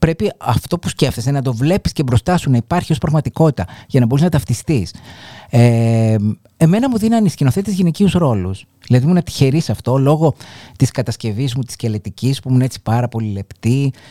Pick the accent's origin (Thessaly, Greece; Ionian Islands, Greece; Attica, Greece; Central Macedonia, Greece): Ionian Islands, Greece; Argostoli; Λοιπόν, εγώ ε, μεγάλωσα στο εργοστόλι της Κεφαλονιάς, σε μια πολύ συντηρητική κοινωνία